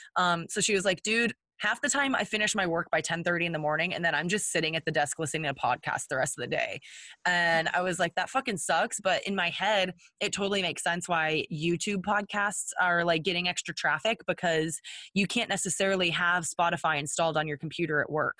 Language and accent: English; Texas, United States; we're from Texas. Um, I grew up in a hunting family